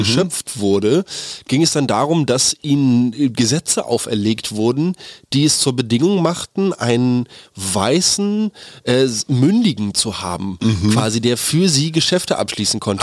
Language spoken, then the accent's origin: German; Germany; hier bei uns in Deutschland